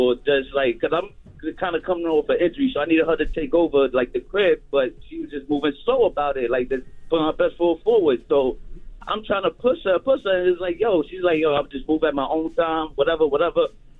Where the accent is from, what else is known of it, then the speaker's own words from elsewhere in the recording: Bronx, New York, United States; I'm from the Bronx.